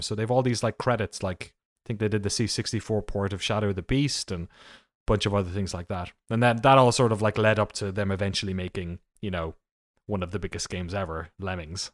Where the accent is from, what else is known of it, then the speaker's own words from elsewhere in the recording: Waterford, Munster, Ireland; moved away; I'm from a town called Waterford in the southeast of Ireland